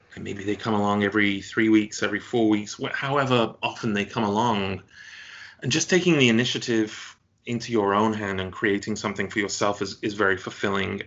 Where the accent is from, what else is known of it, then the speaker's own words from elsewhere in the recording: United Kingdom; moved away; you're a Brit living abroad